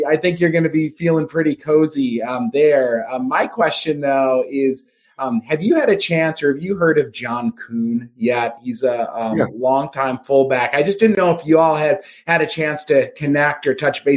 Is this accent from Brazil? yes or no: no; Wisconsin, United States; being from Wisconsin, I feel like, you know, hunting and fishing's our little corner of the universe